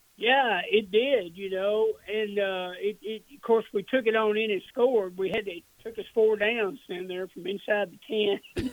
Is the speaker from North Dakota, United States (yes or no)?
no; Dallas, Texas, United States; I grew up in the Dallas area